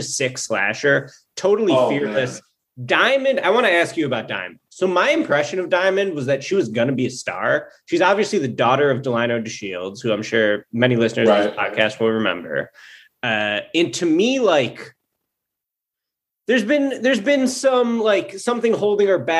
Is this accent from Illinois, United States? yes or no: yes; the South Suburbs of Chicago, Illinois, United States; we're both from the South Suburbs. She's from Joliet. She went to Joliet Catholic. I went to Joliet Catholic's like rival high school in the suburbs called Providence